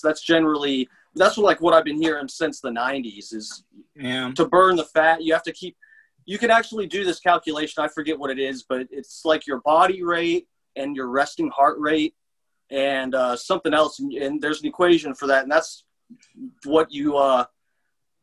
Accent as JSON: {"language": "English", "town": "Tampa", "region": "Florida", "country": "United States", "tie": "born or raised there", "also_born_or_lived": "Seffner, Florida", "said": "Pretty much in Tampa"}